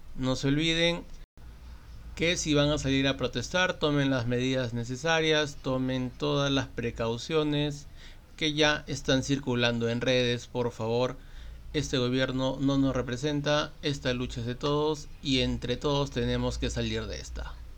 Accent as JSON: {"language": "Spanish", "country": "Peru", "said": "soy peruano"}